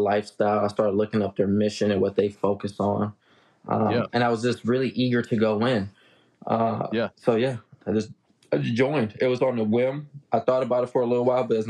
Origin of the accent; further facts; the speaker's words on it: Los Angeles, California, United States; now in Tulsa, United States; I grew up in Los Angeles